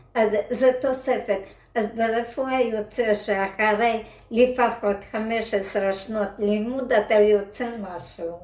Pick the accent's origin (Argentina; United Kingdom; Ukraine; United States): Ukraine; Hebrew is a second language; moved away as an adult; now in Israel